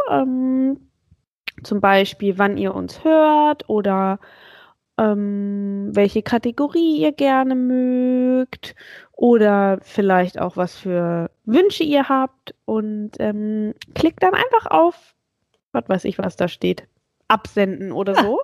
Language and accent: German; Hanover, Lower Saxony, Germany; ich komme ja aus Hannover und ich kann irgendwie gar keinen Akzent